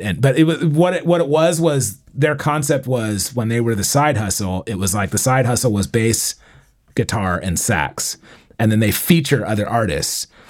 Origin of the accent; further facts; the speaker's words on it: San Diego, California, United States; I'm from San Diego